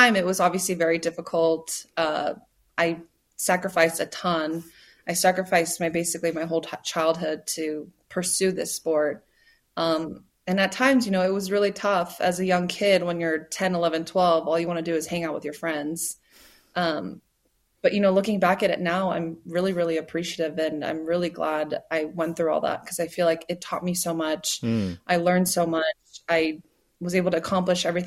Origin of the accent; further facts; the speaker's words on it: United States; I'm American, but I grew up Korean American